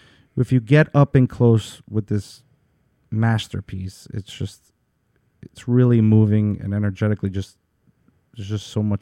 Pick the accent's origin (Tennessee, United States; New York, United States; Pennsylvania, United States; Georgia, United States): New York, United States; being a New Yorker myself